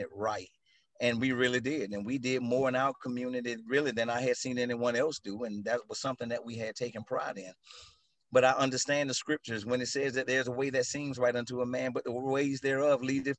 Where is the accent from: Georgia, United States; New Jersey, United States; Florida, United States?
Georgia, United States; Atlanta; I grew up in South DeKalb, right here in Atlanta